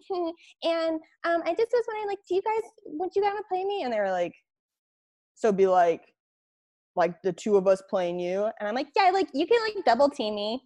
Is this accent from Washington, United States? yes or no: yes; Spokane, Washington, United States; Spokane, my, my hometown